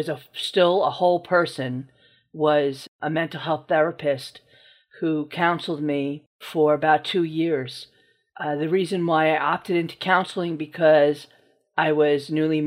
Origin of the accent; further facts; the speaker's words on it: New Rochelle, New York, United States; I'm from New Rochelle, New York